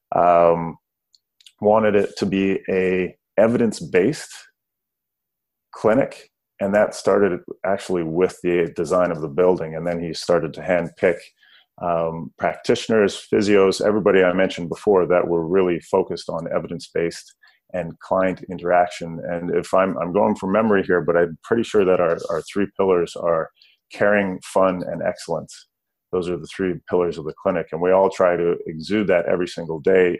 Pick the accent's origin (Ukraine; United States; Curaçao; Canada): Canada; I grew up way up north, close to Alaska.